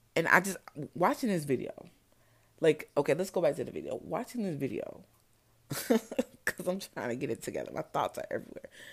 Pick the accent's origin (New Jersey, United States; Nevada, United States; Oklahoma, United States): New Jersey, United States; I grew up in New Jersey